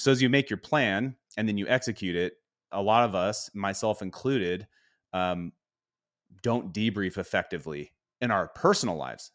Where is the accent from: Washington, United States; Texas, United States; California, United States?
Washington, United States; Spokane; we grew up in Spokane, so things were cold most of the year